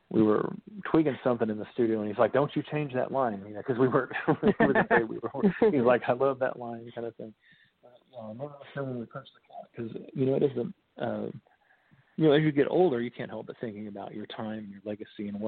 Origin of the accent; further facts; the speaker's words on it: Bluebell, Oklahoma, United States; I'm from Bluebell, Oklahoma, technically